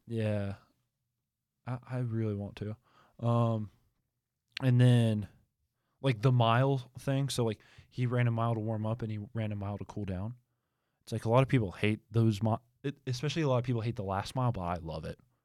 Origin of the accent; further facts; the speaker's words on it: Albemarle, North Carolina, United States; moved away; I'm from Albemarle